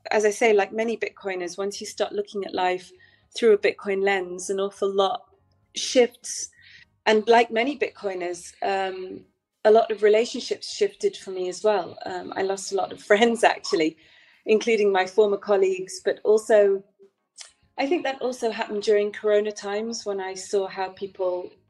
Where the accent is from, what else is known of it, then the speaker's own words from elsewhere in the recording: Manchester, North West England, United Kingdom; also born or lived in Italy / Netherlands; now in Portugal; Um, I'm originally from Manchester in England.